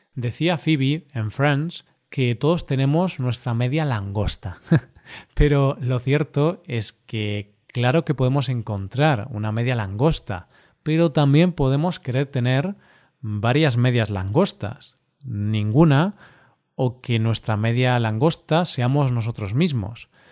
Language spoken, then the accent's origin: Spanish; Spain; somos el país europeo